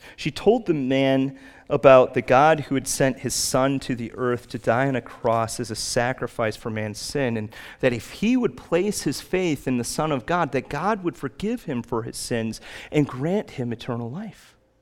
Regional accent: Chicago, Illinois, United States; Growing up in Chicago

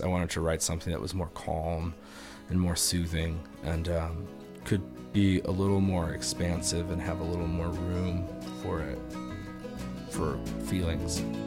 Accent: Chicago, Illinois, United States; I grew up in Dunning

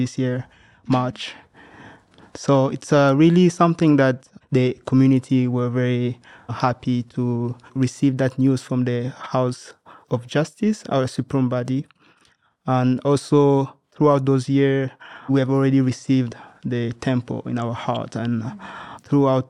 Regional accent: DR Congo; I'm from the Democratic Republic of Congo

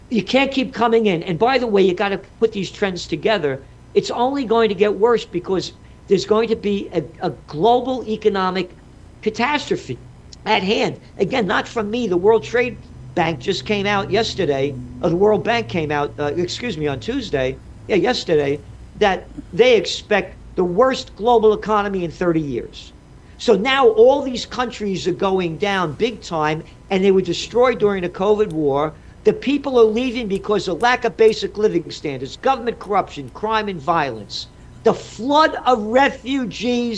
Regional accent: New York City, New York, United States; I'm a New Yorker

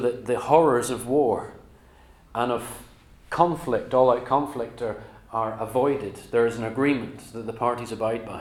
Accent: Northern Ireland, United Kingdom; now in England, United Kingdom; I moved across to England from Northern Ireland

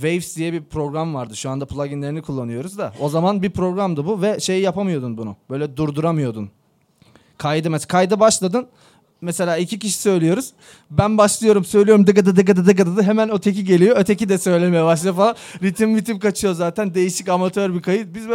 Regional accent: Kardzhali, Kardzhali Province, Bulgaria; born there; Ee, ben 1990 yılında Bulgaristan'ın Kırcaali kentinde doğdum.

